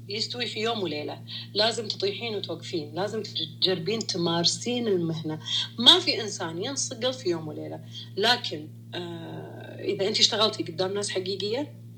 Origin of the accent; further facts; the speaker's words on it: Saudi Arabia; انا بنت سعوديه